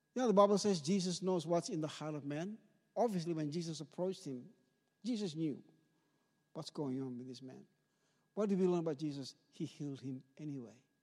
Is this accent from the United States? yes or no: no; Ambon, Maluku, Indonesia; now in Sherbrooke, Australia; I grew up in Ambon, in the, the island of Ambon